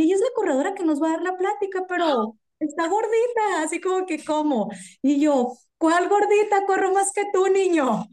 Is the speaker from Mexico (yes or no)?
yes; Mexico; nosotros como mexicanos íbamos a ir